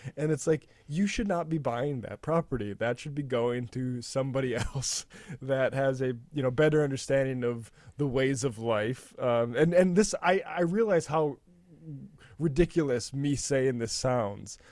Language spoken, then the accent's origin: English; North Dakota, United States; growing up in North Dakota